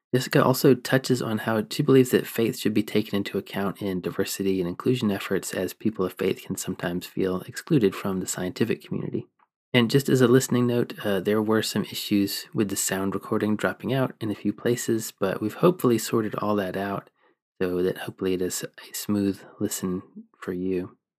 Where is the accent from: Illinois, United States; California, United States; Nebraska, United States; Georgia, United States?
Georgia, United States; also born or lived in Kentucky; now in England, United Kingdom; I also grew up in the Southeast. I grew up in Georgia